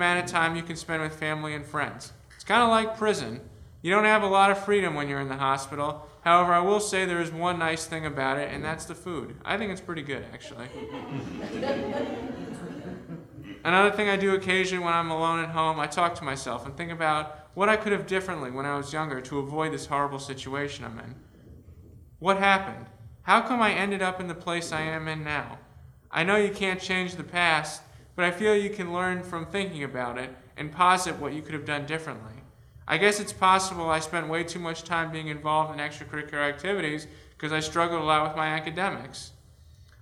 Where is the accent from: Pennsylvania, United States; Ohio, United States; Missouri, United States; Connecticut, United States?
Connecticut, United States; Avon; also born or lived in Rochester, New York / East Lansing, Michigan; I'm from Avon, Connecticut